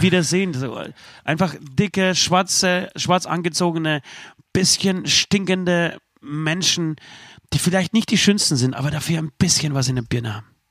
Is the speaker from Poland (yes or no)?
yes; Poland; moved away; Ich bin richtig stolz auf mein, auf mein Heimatland